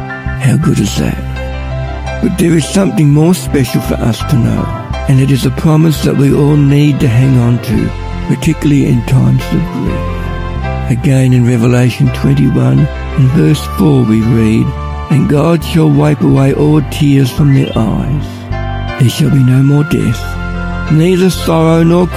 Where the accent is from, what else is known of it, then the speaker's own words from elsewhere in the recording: Ballarat, Victoria, Australia; I'm from Ballarat.